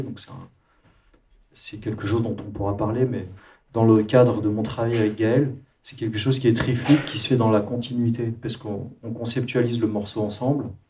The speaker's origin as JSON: {"language": "French", "country": "France", "said": "Désolé pour mon accent anglais, mais je suis français"}